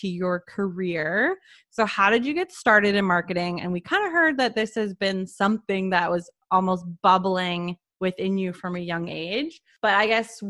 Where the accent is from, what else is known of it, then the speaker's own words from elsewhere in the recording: Canada; I'm Canadian.